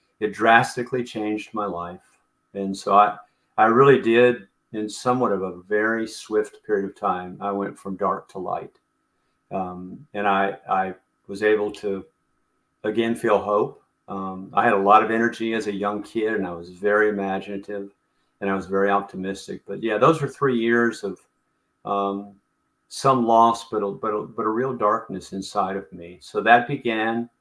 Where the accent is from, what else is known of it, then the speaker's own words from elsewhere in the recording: Elizabethtown, Kentucky, United States; I grew up in Elizabethtown, Kentucky, which I used to refer to as a small town in Kentucky